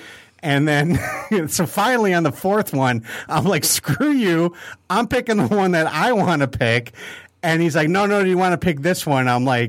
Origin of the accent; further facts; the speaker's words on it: Dearborn, Michigan, United States; I'm like, I'm from Detroit, because you can't say I'm from Dearborn because nobody right. knows what Dearborn is.